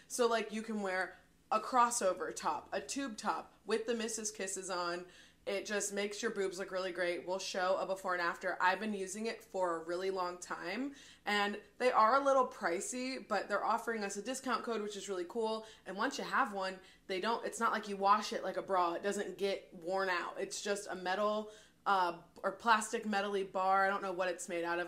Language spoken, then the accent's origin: English; Louisville, Kentucky, United States; we're from Louisville. They call it Kentuckiana.